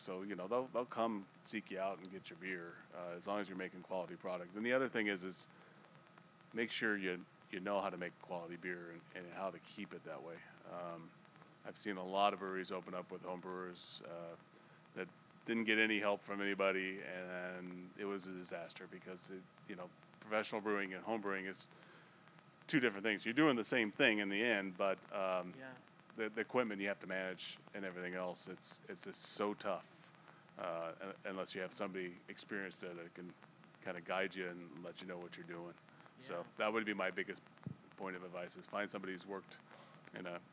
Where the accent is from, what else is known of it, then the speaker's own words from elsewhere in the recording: Northern California, United States; moved away as an adult; now in Las Vegas, United States; I grew up in Northern California with the A's and the Raiders and the Warriors